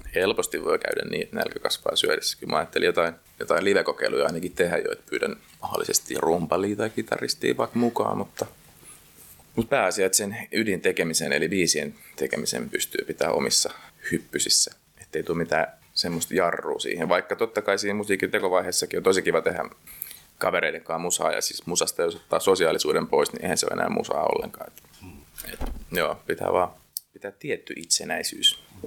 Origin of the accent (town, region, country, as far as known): Helsinki, Uusimaa, Finland